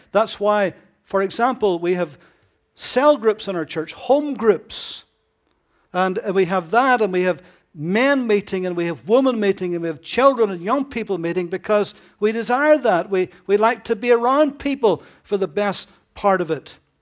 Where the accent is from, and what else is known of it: United Kingdom